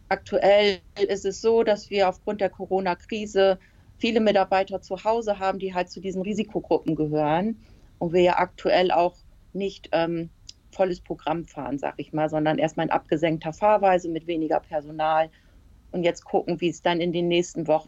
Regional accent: Emden, Lower Saxony, Germany; Ja, ich bin in Emden geboren. Ich wohne in Emden und lebe in Emden, also ich bin immer hier gewesen.

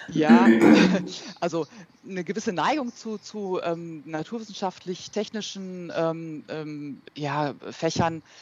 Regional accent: Berlin, Germany; born there; ich bin äh, ursprünglich in Berlin geboren, ähm, habe dort auch äh, Luft- und Raumfahrt studiert, zunächst an der TU in Berlin und bin dann nach Aachen gegangen

